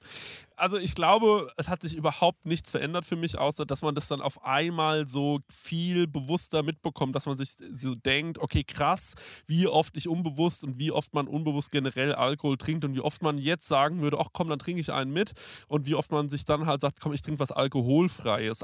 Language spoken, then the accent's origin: German; Aschaffenburg, Bavaria, Germany; bei uns in Aschaffenburg